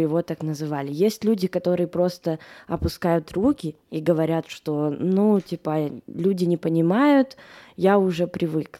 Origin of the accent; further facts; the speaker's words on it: Moscow, Russia; я выросла в Москве